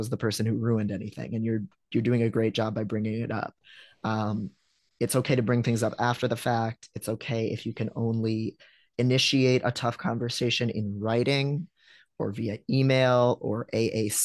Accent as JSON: {"language": "English", "region": "Midwest", "country": "United States", "said": "I'm a Midwesterner"}